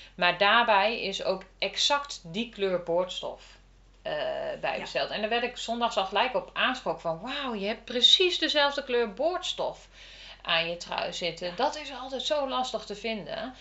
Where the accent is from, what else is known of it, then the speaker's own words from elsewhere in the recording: Lochem, Gelderland, Netherlands; now in Ede, Netherlands; ik kom uit Lochem